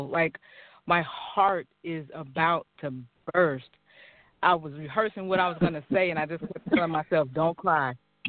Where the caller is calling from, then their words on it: Sacramento, California, United States; I'm calling from Sacramento.